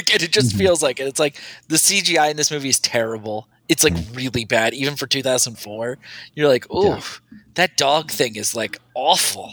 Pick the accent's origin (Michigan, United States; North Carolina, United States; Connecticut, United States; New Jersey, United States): Connecticut, United States; southeastern; now in New York City, United States; a person who grew up in Connecticut and currently lives in New York City